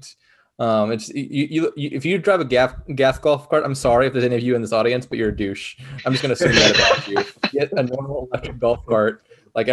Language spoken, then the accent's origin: English; Peachtree City, Georgia, United States; born or raised there